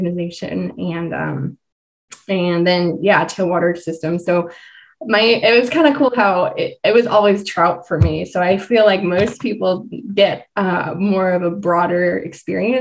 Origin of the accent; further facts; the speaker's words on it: Idaho, United States; moved away; also born or lived in Southeast US; I was born and raised in Idaho.